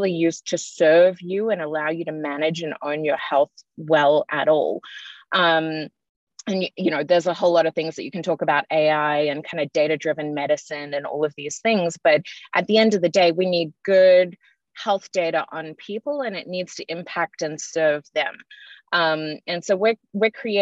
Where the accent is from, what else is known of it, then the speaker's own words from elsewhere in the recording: Australia; moved away; I'm Australian by birth, if you can tell from my accent